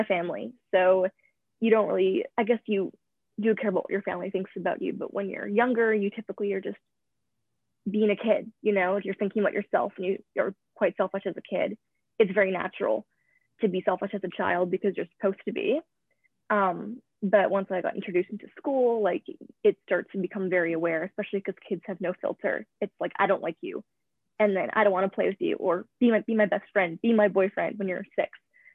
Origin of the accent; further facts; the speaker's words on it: Vernon, British Columbia, Canada; also born or lived in Vancouver, British Columbia; I was born in Vancouver, British Columbia, and I moved to the North Okanagan in a small town called Vernon when I was 4. So I've pretty much grown up in a small town from the ages of 4 to 18